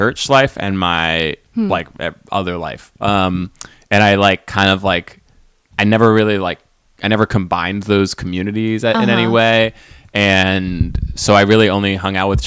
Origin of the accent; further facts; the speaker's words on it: New Jersey, United States; also born or lived in New York City, New York; I grew up in New York and then New Jersey, right outside the city